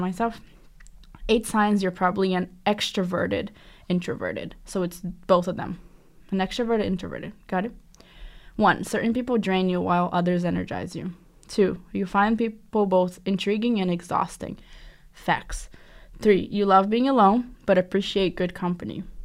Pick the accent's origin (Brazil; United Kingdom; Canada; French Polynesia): Brazil; South Region; now in Boston, United States; I'm from the South